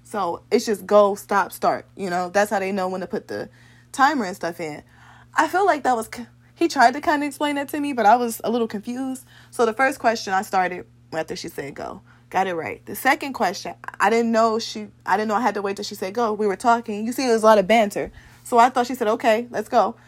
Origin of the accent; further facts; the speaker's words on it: Ohio, United States; I am from Ohio